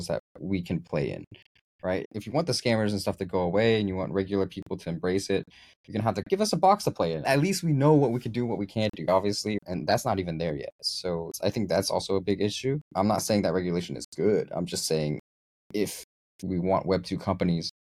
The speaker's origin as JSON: {"language": "English", "country": "United States", "moved": "yes", "said": "I'm American."}